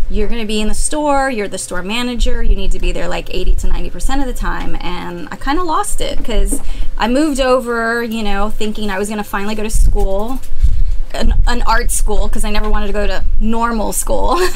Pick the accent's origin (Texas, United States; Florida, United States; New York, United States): Texas, United States; San Antonio; I'm from San Antonio and I worked for Steve Madden at his retail store.